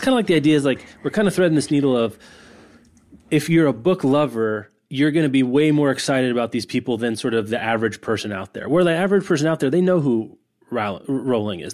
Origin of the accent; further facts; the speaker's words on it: Lawrence, Kansas, United States; my hometown of Lawrence, Kansas